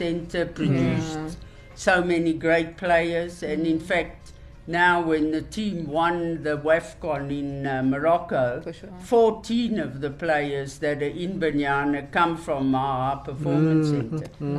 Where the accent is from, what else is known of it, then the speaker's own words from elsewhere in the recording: Driehoek, South Africa; Driehoek, my hometown.